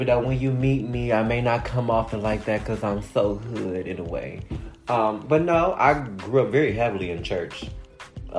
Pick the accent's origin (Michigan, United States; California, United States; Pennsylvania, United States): Michigan, United States; Detroit; I'm from Detroit, you know, where home cooking is its best